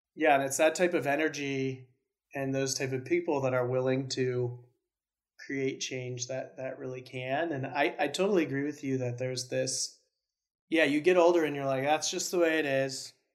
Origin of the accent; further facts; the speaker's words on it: Spokane, Washington, United States; moved away as an adult; move back home to my hometown in Spokane